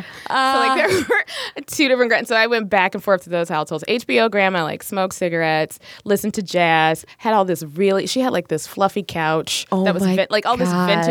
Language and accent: English; Little Rock, Arkansas, United States; moved away; Well, I grew up in Little Rock, Arkansas, blue-collar family, so my parents worked all the time